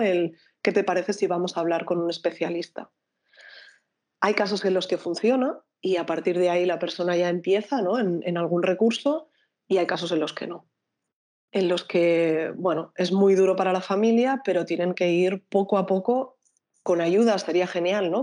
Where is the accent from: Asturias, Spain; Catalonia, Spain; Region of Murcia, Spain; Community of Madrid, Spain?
Catalonia, Spain; Barcelona; yo soy de Barcelona